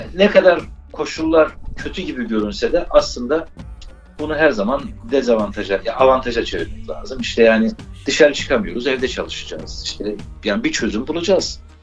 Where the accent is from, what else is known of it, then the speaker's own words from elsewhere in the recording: Erzincan, Turkey; Biz Erzincanlıyız